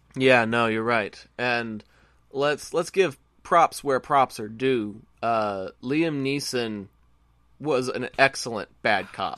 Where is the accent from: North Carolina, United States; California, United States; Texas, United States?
Texas, United States; I'm a Texan